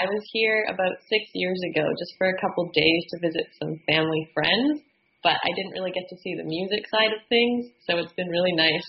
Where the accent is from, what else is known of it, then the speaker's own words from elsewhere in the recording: Victoria, British Columbia, Canada; Yes, I'm from Victoria.